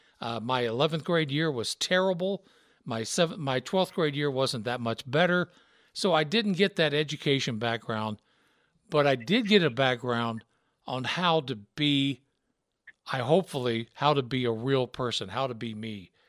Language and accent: English; Deep South, United States; So that background of growing up in the Deep South and then growing up listening to country, listening to rock and roll, listening to R&B